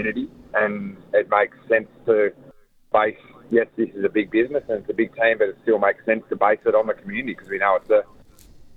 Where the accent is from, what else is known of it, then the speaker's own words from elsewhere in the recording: Bellerive, Tasmania, Australia; I grew up in Belrive